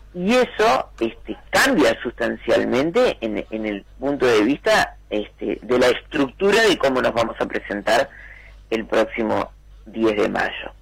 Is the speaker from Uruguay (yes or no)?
yes; Soca y Rivera, Montevideo, Uruguay; Yo me mudé a los 5 o 6 años a Soque Rivera, muy cerquita del Club Atlético Tabaré, y bueno, eh, crecí